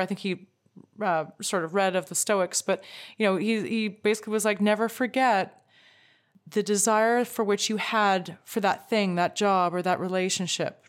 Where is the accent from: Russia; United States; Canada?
Canada; as a Canadian